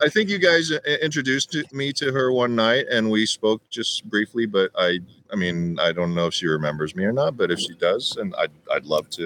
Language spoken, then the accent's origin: English; Carrollton, Texas, United States; also born or lived in Las Vegas; now in Los Angeles, United States; I grew up in Texas, and like it was during the '80s